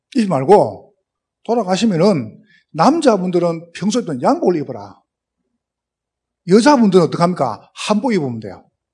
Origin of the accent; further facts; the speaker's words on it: Gyeongsang, South Korea; accent: Gyeongsang dialect; 저는 경상도 사람인데, 어, 지금도 사투리를 못 고치겠어요